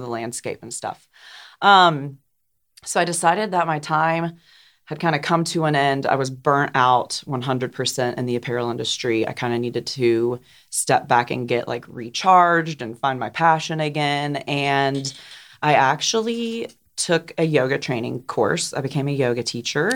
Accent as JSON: {"language": "English", "town": "Johnson City", "region": "Tennessee", "country": "United States", "tie": "born or raised there", "also_born_or_lived": "New York City / Portland", "moved": "as an adult", "said": "I grew up here in Johnson City, born and raised"}